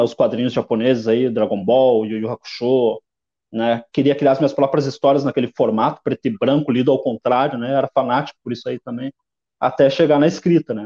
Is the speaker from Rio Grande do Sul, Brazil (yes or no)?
yes; Porto Alegre, Rio Grande do Sul, Brazil; Nasci na Lomba do Pinheiro, extremo leste de Porto Alegre, na divisa com Viamão, no ano de 1987